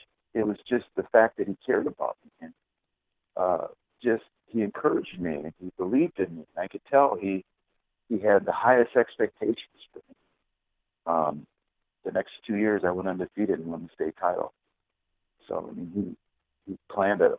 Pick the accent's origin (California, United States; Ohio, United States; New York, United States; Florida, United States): Ohio, United States; Cleveland; also born or lived in Chardon, Ohio; on December 24th, 1956 in Cleveland, Ohio